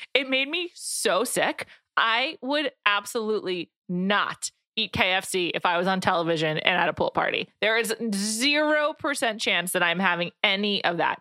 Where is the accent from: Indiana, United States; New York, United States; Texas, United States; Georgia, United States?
New York, United States; I grew up in New York.